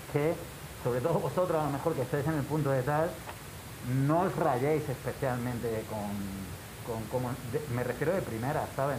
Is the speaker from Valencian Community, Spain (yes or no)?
no; Granada, Andalusia, Spain; nosotros venimos de Granada